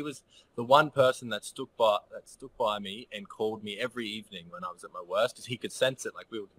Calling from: Noosa, Queensland, Australia; I'm calling from Noosa. So it's in the Sunshine Coast here in Queensland, Australia.

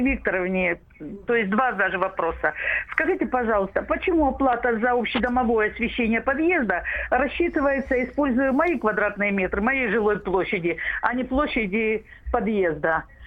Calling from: Rostov-on-Don, Rostov Oblast, Russia; Я звоню из Ростова-на-Дону

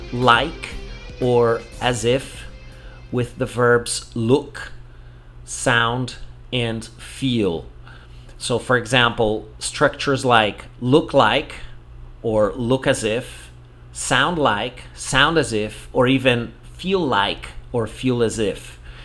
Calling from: Porto Alegre, Rio Grande do Sul, Brazil; English is a second language

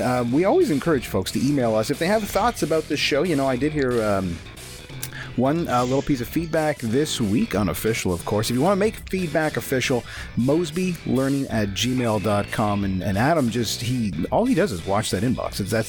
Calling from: Mississauga, Ontario, Canada; I'm calling in from Mississauga, Ontario.

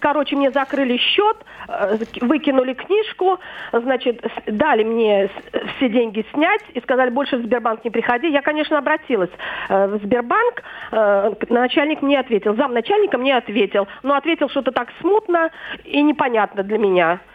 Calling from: Kovrov, Vladimir Oblast, Russia; я звоню из Коврова

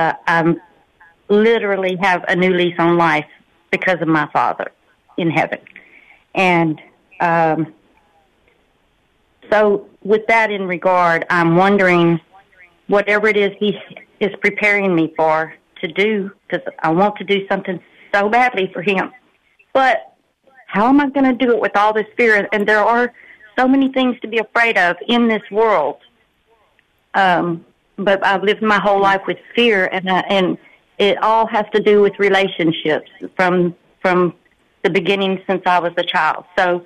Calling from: Port Arthur, Texas, United States; I'm calling from Port Arthur, Texas.

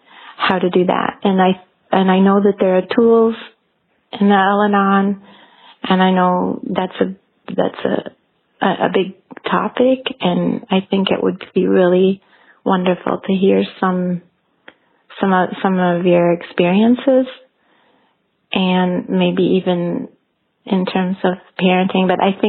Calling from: Switzerland; I'm calling from Switzerland.

